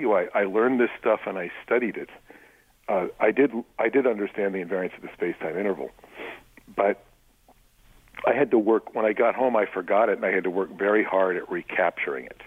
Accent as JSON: {"language": "English", "region": "New York", "country": "United States", "said": "I'm from New York"}